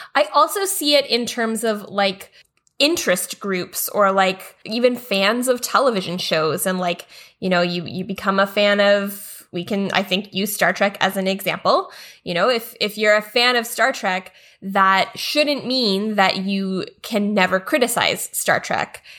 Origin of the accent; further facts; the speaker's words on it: Canada; a big part of Canadian identity was the idea that we're not American. Like, that was one of the best things about being Canadian is that we are better than the U S